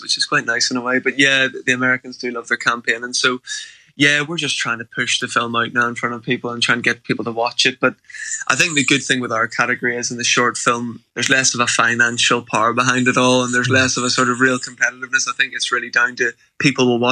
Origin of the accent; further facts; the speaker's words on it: Belfast, Northern Ireland, United Kingdom; I'm from Belfast myself